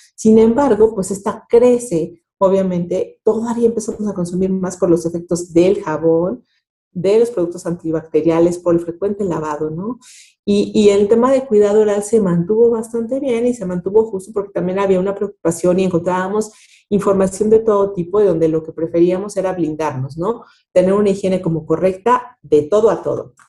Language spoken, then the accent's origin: Spanish; Mexico; tenemos como mexicanos